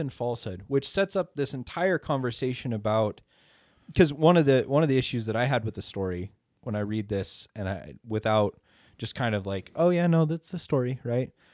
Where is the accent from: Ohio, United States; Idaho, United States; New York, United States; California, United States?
Idaho, United States; I'm from Idaho